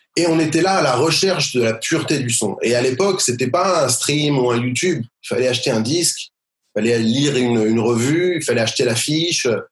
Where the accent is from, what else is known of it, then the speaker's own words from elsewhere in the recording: Sarcelles, Île-de-France, France; now in Beit Shemesh, Israel; Sarcelles, euh, à côté de Paris, une, une fameuse, fameuse ville